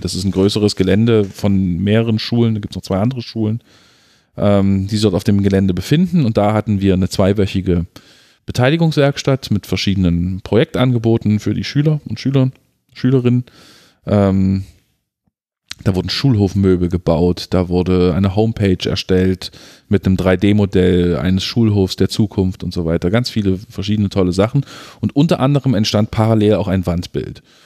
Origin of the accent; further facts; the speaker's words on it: Halle, Saxony-Anhalt, Germany; große Teile meiner Kindheit und Jugend in Halle Neustadt verbracht